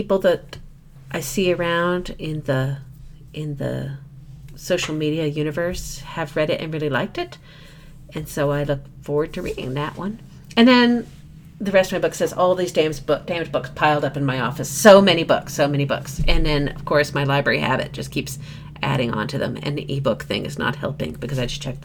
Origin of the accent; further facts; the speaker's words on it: Midwest, United States; being a Midwesterner